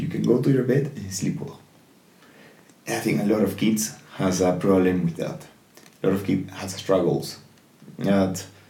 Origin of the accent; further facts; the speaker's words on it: Peru; I'm from here, like, I'm from Peru